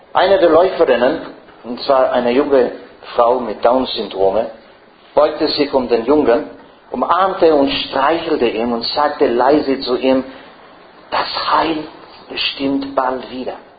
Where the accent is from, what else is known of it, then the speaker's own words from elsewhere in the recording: Ireland; first language English; German is a second language; now in Frankfurt, Germany; Ich bin kein Engländer. Äh, ich spreche, meine, meine Muttersprache ist doch Irisch. Meine Großmuttersprache ist, ah, no, meine Muttersprache ist Englisch